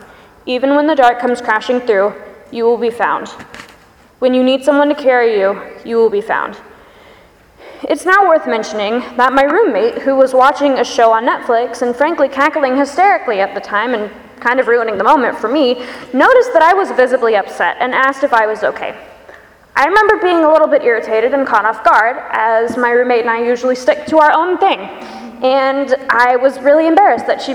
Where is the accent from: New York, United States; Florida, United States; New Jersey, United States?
Florida, United States; Pensacola; moved away; my choir from back home where I grew up in Pensacola, Florida